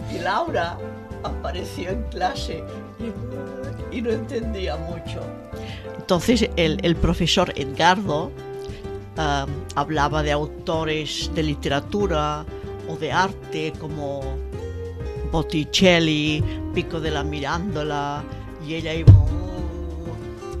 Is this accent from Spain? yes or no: yes; Vilanova i la Geltrú, Catalonia, Spain; also born or lived in Barcelona / Lausanne, Switzerland; nací en Barcelona, cerca del mar, a unos 50 kilómetros de la capital, en Vilanova y la Geltrú